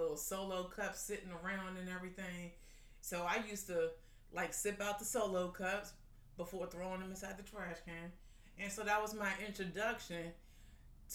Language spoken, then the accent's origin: English; Arlington, Virginia, United States; I grew up right over there in South Arlington, right off of 24th Street in Green Valley, the Knock community